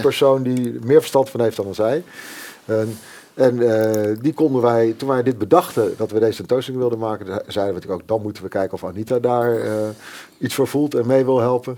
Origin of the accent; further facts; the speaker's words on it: Netherlands; wij als Nederlanders